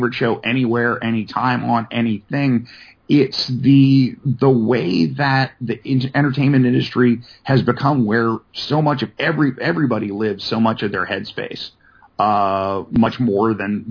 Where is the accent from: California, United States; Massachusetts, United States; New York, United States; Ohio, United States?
California, United States; San Diego; also born or lived in Los Angeles; growing up in San Diego